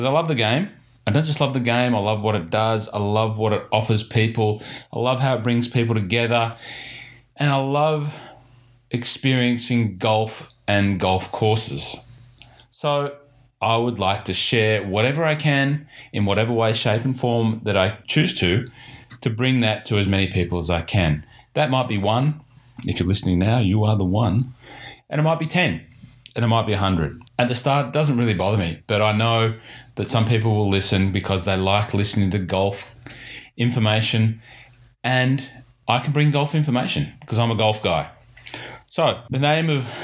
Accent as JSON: {"language": "English", "area": "Hunter Valley", "region": "New South Wales", "country": "Australia", "tie": "born or raised there", "moved": "yes", "lives_now": "Victoria, Australia", "said": "I grew up in the Hunter Valley"}